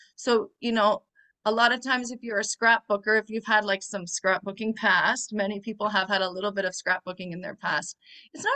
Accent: near Toronto, Ontario, Canada; I come from Canada, what some people call Canada, near Toronto.

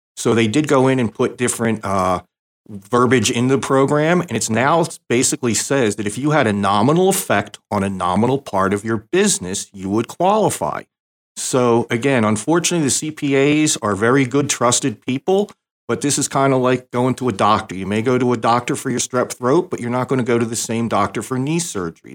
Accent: New Jersey, United States; also born or lived in Canada; I grew up in South Jersey, and that was a very blue state area

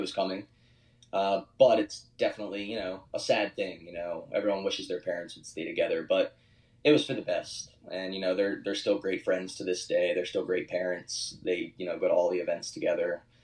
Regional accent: Horsham, Pennsylvania, United States; moved away as an adult; now in Austin, United States; I don't want to diss my hometown. I love Philadelphia. I love Horsham

